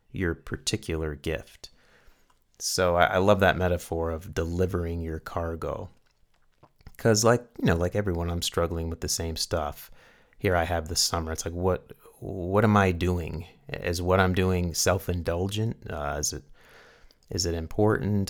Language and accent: English; Carrboro, North Carolina, United States; now in New Mexico, United States; going back to my hometown